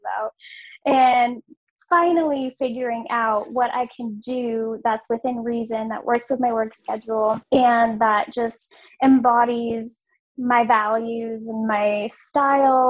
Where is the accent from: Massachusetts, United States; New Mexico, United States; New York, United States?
Massachusetts, United States; I am from Massachusetts